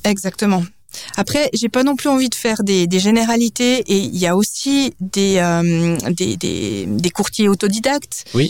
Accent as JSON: {"language": "French", "town": "Biel/Bienne", "region": "Bern", "country": "Switzerland", "tie": "born or raised there", "also_born_or_lived": "New York / Lausanne / Geneva", "moved": "yes", "said": "j'ai grandi à Bienne, je suis d'origine suisse et danoise"}